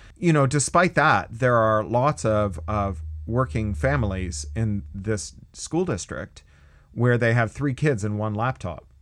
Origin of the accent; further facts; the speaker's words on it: Canada; also born or lived in California; now in United States; I'm a Canadian, but I live in the US